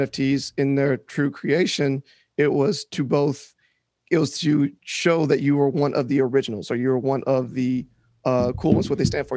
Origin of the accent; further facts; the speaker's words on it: Shreveport, Louisiana, United States; moved away as an adult; also born or lived in New Orleans, Louisiana; now in Austin, United States; growing up in Shreveport was interesting